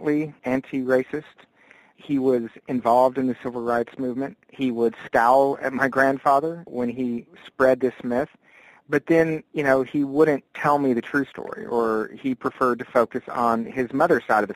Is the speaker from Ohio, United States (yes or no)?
no; Texas, United States; moved away; also born or lived in Africa; I'm a fifth-generation Texan